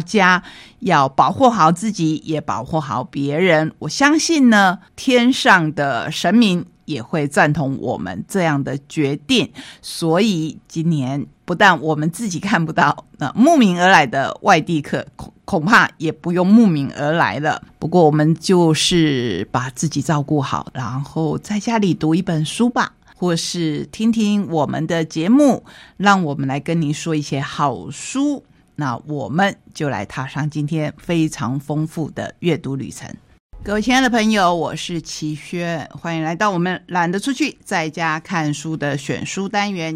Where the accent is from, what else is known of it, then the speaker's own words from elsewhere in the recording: Taitung County, Taiwan; 对我们台东人而言